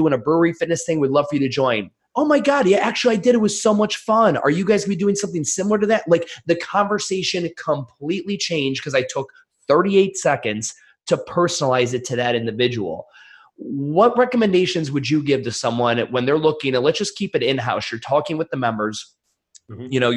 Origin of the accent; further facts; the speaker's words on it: Cleveland, Ohio, United States; I'm from Cleveland, Ohio.